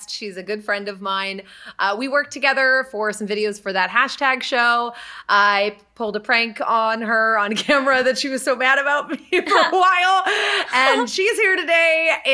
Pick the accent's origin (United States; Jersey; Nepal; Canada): United States; Boston, Massachusetts; Listen, that hit my little Boston heart.